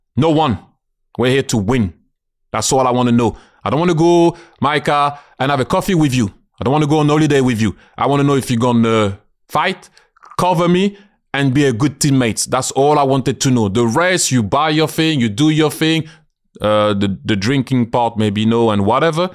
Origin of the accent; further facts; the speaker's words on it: France; moved away as an adult; now in London, United Kingdom; I'm a Londoner, I always say I'm proud and so happy to be French, but I'm a Londoner